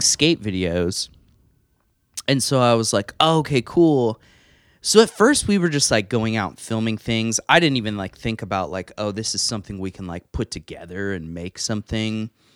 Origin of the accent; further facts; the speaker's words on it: Evansville, Indiana, United States; I am from Evansville, um, grew up here, went to school here